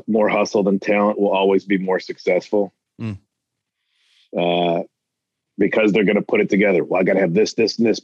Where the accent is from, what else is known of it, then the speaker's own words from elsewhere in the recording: Chicago suburbs, Illinois, United States; everybody thinks I'm from Chicago. I never lived in the city. I'm like, what part of Chicago? I'm always like, the part where the tornadoes start. That's the part of Chicago I'm from